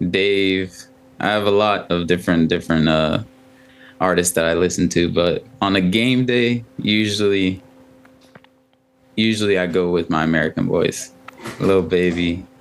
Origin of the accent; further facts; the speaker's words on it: Ghana; first language Twi; English is a second language; also born or lived in Spain; I speak 2. I speak English and my native language, which is Twi in Ghana, and hopefully French soon.